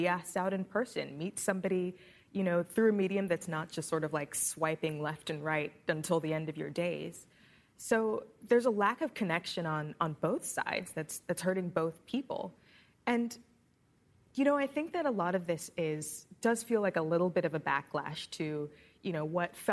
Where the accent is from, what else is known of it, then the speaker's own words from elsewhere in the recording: Washington, District of Columbia, United States; I'm from Washington, D.C.